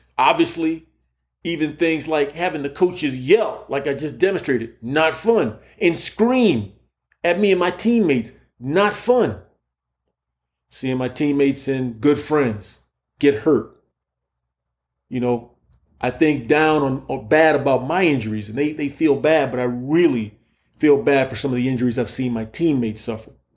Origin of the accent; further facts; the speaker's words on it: Key West, Florida, United States; moved away as an adult; also born or lived in Indiana; I'm from Key West, Florida